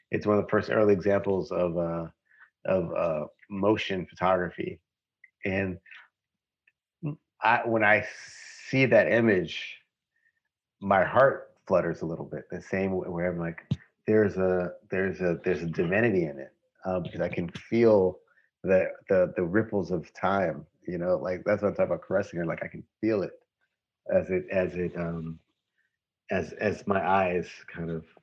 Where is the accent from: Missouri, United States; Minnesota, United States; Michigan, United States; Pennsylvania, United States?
Missouri, United States; St. Louis; Growing up in St. Louis